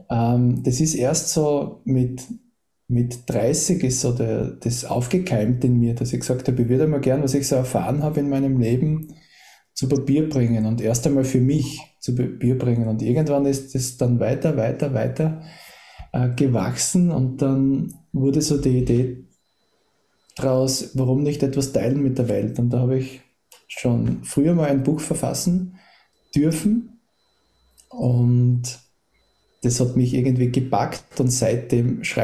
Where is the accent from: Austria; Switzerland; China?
Austria; Das ist fast langweilig, weil ich bin in Österreich geboren und aufgewachsen